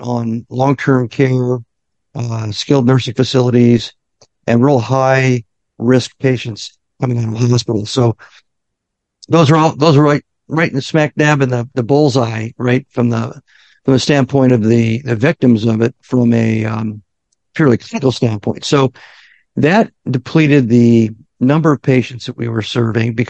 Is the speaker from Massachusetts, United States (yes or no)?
no; Omaha, Nebraska, United States; now in Virginia Beach, United States; I'm from Omaha.